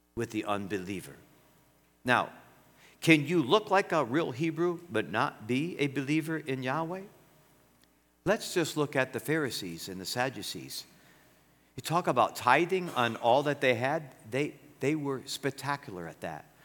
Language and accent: English; United States; I'm an American, born American. My grandpa's from Greece, my grandma's from Ireland